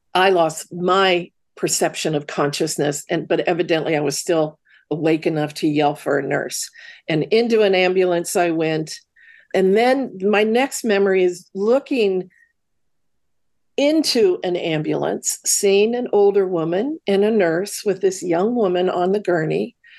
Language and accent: English; Midwest, United States; grew up in the Midwest.